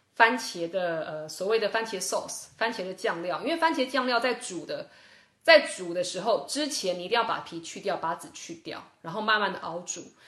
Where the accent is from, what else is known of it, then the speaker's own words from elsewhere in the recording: Taiwan; 这是我小时候在台湾一个中医师教我的